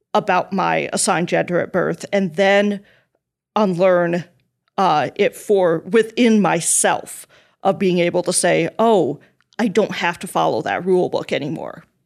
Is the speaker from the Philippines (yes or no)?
no; South Dakota, United States; I was raised evangelical Christian in the Midwest, in South Dakota